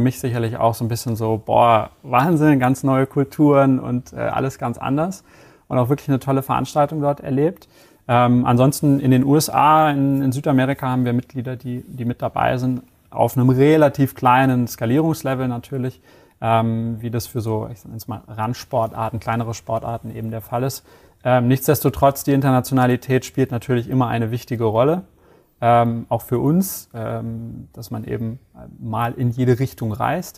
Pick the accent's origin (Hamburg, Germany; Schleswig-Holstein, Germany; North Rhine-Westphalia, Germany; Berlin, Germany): Hamburg, Germany; moved away as an adult; now in Bavaria, Germany; bin 33 Jahre alt, gebürtiger Hamburger. Ähm, wohne jetzt